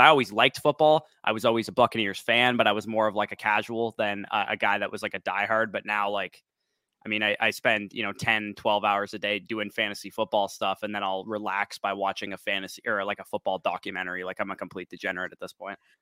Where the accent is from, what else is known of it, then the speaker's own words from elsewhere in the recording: Canada; I'm Canadian